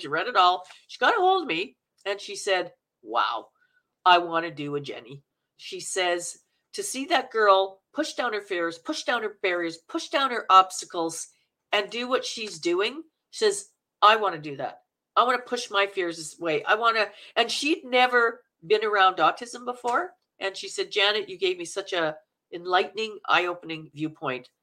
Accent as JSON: {"language": "English", "region": "Manitoba", "country": "Canada", "accent": "Canuck", "moved": "yes", "lives_now": "Vancouver, Canada", "said": "I'm from Manitoba."}